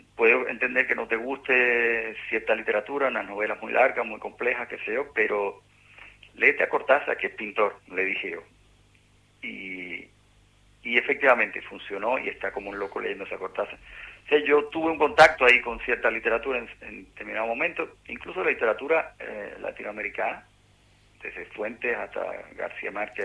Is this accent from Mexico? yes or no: no; Cuba; moved away as an adult; a Argentina fue el primer país que llegué después que salí de Cuba